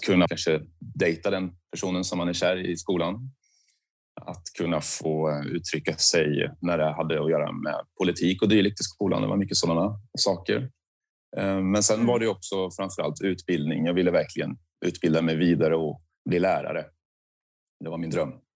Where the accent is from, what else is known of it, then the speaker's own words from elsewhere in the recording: Söderköping, Östergötland, Sweden; jag är uppväxt i Söderköping, men det ligger precis intill vid Göta kanal.